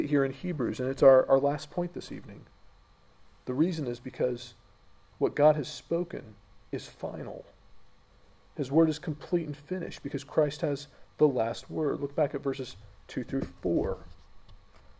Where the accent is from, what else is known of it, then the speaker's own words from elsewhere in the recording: United States; moved away; in my home country, America